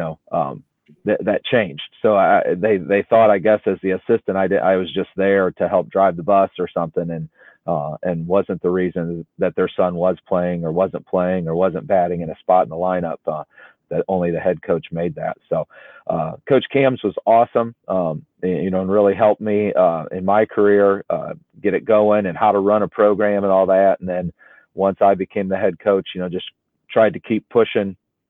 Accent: Northwest Ohio, United States; moved away as an adult; also born or lived in Cincinnati; I was from Northwest Ohio, so moving to the big city of Cincinnati

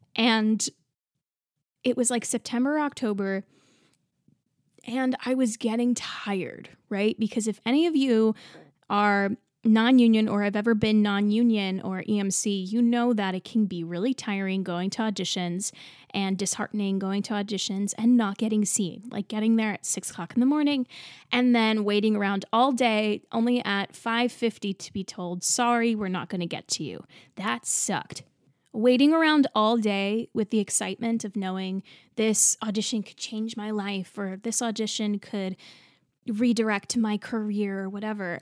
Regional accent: New Jersey, United States; also born or lived in Texas; I grew up in New Jersey

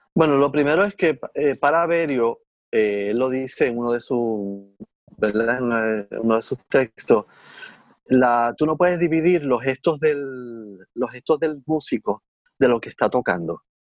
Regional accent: Puerto Rico; de Puerto Rico

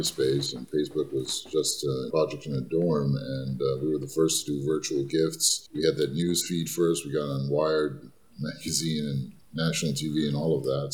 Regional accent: New York, United States; also born or lived in Egypt; I grew up in Hell's Kitchen, running a newsstand with my parents

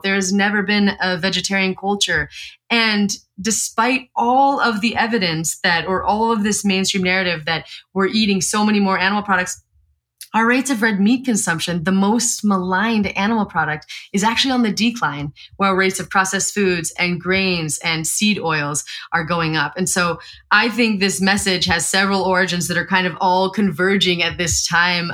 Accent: Eastern Montana, United States; I grew up in Montana, Eastern Montana

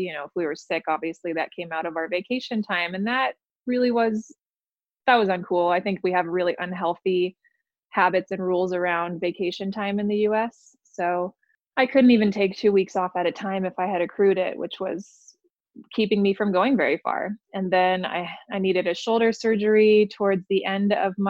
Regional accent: Los Angeles, California, United States; moved away as an adult; also born or lived in Santa Barbara / Newport Beach / Taiwan / Berlin, Germany; now in Reno, United States; I grew up in Greater Los Angeles

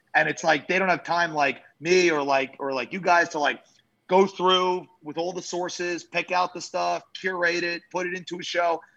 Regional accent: New York, United States; moved away; also born or lived in Jacksonville, Florida; Growing up in New York

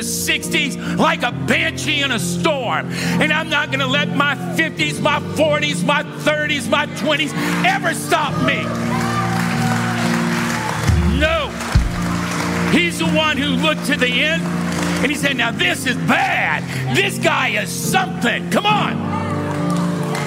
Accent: United States; I was born in the United States of America

